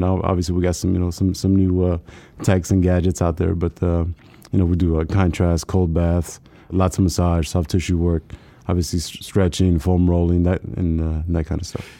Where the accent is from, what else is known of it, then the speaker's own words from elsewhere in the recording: South Texas, United States; didn't have a lot growing up, growing up in South Texas.